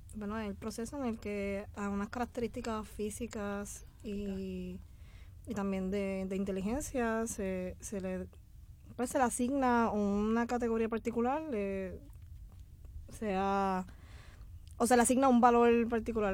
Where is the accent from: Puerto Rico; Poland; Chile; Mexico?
Puerto Rico; Aibonito; yo soy del pueblo de Bonito